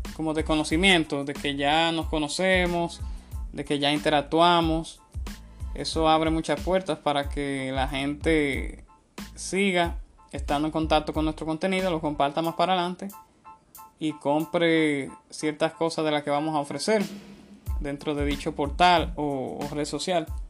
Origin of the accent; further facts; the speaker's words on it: Dominican Republic; una marca de cerveza muy popular en mi país